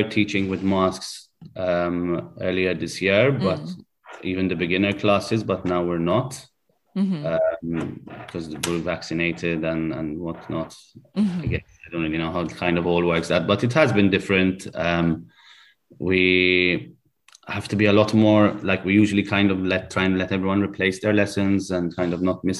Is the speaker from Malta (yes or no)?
yes; Malta; When you come from a small country, like we're from Malta